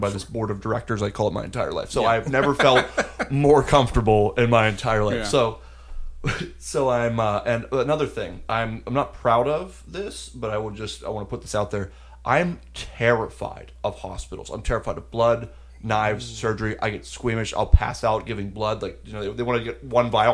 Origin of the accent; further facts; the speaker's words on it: Pittsburgh, Pennsylvania, United States; Pittsburgh, Pennsylvania.